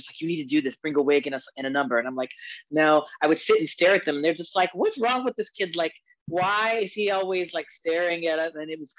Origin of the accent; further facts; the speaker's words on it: Hartsville, South Carolina, United States; now in Washington, United States; So I'm originally from smallest city. It's called Hartsville, South Carolina. And I moved to DC 21 years ago.